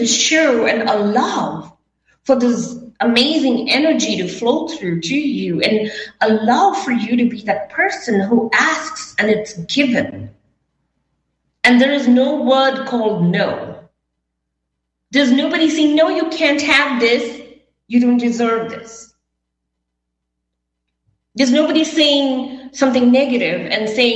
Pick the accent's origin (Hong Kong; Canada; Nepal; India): India; moved away as an adult; also born or lived in Las Vegas / New York; I was brought up in India